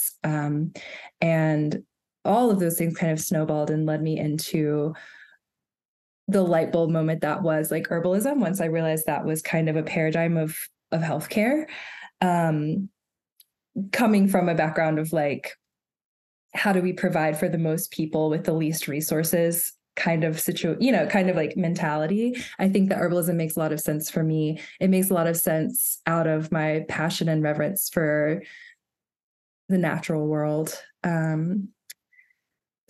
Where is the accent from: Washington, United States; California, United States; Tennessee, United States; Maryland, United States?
Tennessee, United States; Chattanooga; I grew up in Chattanooga, Tennessee, which is where I live right now currently